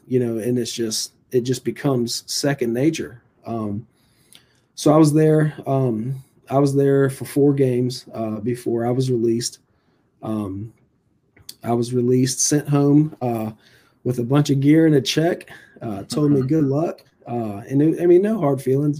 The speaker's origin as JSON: {"language": "English", "town": "Virginia Beach", "region": "Virginia", "country": "United States", "also_born_or_lived": "Bertie County, North Carolina", "moved": "yes", "lives_now": "Kinston, United States", "said": "I'm originally from Virginia Beach, Virginia"}